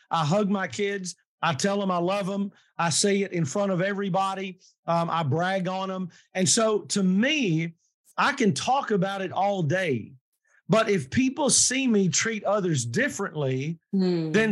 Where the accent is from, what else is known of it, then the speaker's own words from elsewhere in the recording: the South, United States; But I was raised in the South, but very, very blessed to have been raised in a place that was diverse.